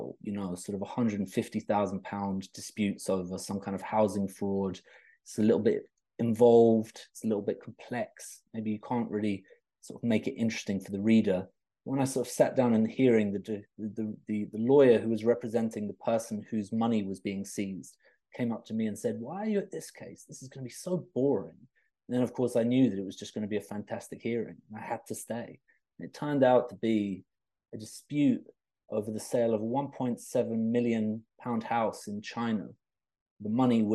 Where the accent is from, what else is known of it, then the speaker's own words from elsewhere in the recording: London, United Kingdom; moved away as an adult; also born or lived in Reading; Originally, I was from London